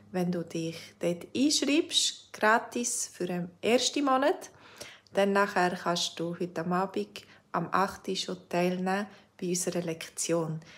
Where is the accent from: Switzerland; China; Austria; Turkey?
Switzerland; ich bin ja selber Schweizerin, aber ich habe noch lange nicht alles gesehen in der Schweiz.